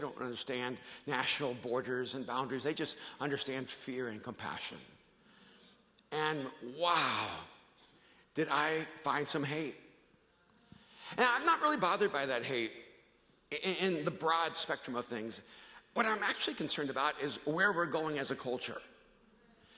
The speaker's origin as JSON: {"language": "English", "country": "El Salvador", "moved": "yes", "lives_now": "United States", "said": "I'm an immigrant from El Salvador."}